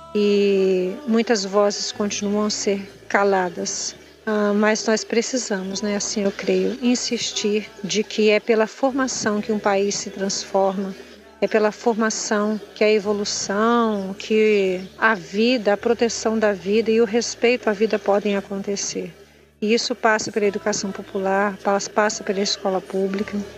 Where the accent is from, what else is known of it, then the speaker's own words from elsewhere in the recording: Cariacica, Espírito Santo, Brazil; na região onde eu nasci mesmo, onde eu fui criada, no bairro Vila Palestina e por outros bairros que compõem Cariacica